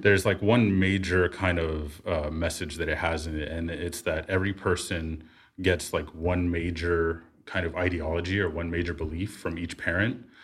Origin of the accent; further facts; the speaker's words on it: Bay Area, California, United States; living in the Bay Area, growing up in the Bay Area